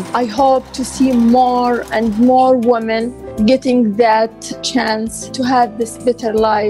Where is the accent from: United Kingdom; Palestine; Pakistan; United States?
Palestine; moved away as an adult; now in Montreal, Canada; I am from Palestine. I am a mother of three beautiful children. I came here in summer 2017 to Canada.